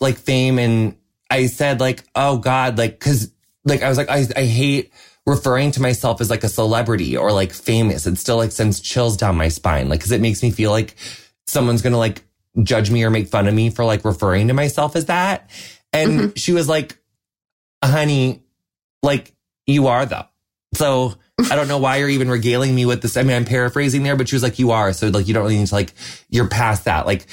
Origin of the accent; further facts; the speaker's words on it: Midwest, United States; moved away; also born or lived in Los Angeles, United States; I'm so Midwestern. Yeah. I grew up on a cornfield.